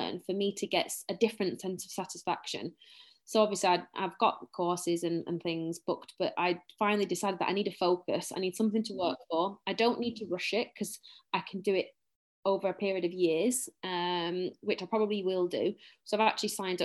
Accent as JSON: {"language": "English", "town": "Bolton", "region": "North West England", "country": "United Kingdom", "accent": "Bolton, very northern", "said": "I'm very, very northern. Very northern"}